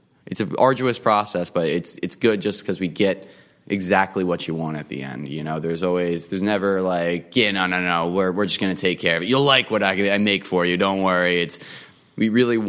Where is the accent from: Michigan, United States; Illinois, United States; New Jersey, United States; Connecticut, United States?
New Jersey, United States; Harbourton; also born or lived in Lawrenceville, New Jersey; I grew up actually right in Harborton, so I'm like right up the hill. I used to bike up down here in Lambertville all the time when I was growing up